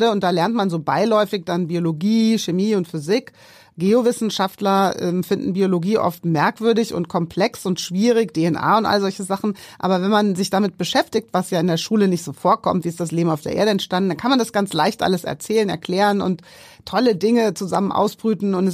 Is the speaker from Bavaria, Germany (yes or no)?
no; Darmstadt, Hesse, Germany; also born or lived in Frankfurt; Darmstadt genau. aufgewachsen.